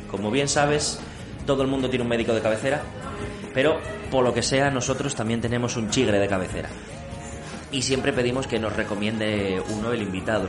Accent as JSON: {"language": "Spanish", "town": "Oviedo", "region": "Asturias", "country": "Spain", "tie": "born or raised there", "said": "Yo vivía con mis padres en La Largañosa, al lado de Lucía, entonces decidí mudarme, irme de casa a los 30, como buen asturiano"}